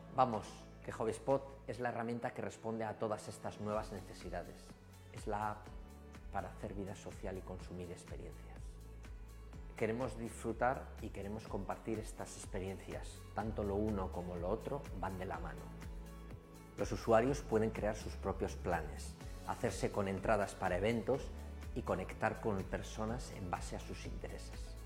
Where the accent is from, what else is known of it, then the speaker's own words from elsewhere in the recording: Bilbao, Basque Country, Spain; soy de Bilbao, los de Bilbao siempre hacemos cosas grandes